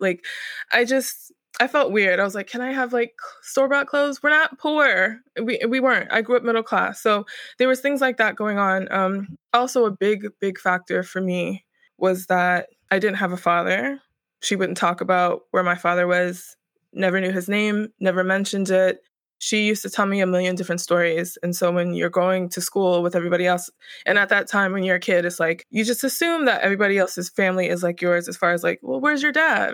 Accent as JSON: {"language": "English", "region": "Northern Virginia", "country": "United States", "tie": "born or raised there", "also_born_or_lived": "Norfolk area, Southern Virginia", "moved": "yes", "lives_now": "Brooklyn, United States", "said": "I was born in Northern Virginia, the D M V area. D M V stands for D C, Maryland, Virginia, and I pretty much grew up there."}